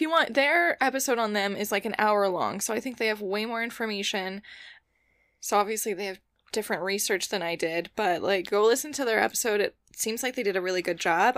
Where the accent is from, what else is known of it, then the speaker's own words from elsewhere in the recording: about an hour's drive from Crestone, Colorado, United States; that's like an hour drive from my hometown